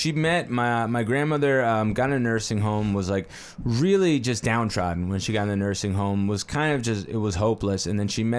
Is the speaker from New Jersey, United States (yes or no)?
yes; Bloomfield, New Jersey, United States; I grew up in Bloomfield.